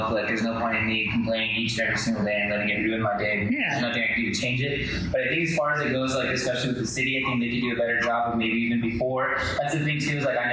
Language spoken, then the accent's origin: English; Española, New Mexico, United States; moved away as an adult; now in Albuquerque, United States; I grew up in Espanol pretty much. I lived there all the way through high school, and then I moved down to Albuquerque